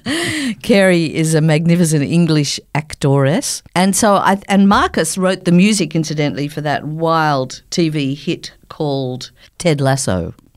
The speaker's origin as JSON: {"language": "English", "town": "Sydney", "region": "New South Wales", "country": "Australia", "tie": "born or raised there", "moved": "yes", "said": "I don't live here anymore, but I'm born and bred in Sydney"}